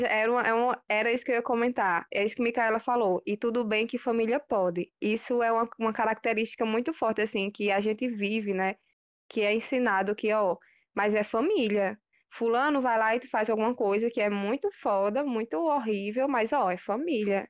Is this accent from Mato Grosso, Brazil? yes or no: no; Picuí, Paraíba, Brazil; de Picuí